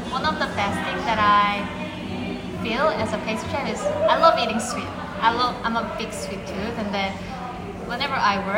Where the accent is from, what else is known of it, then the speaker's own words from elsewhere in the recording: South Korea; also born or lived in London; I'm uh, from Korea.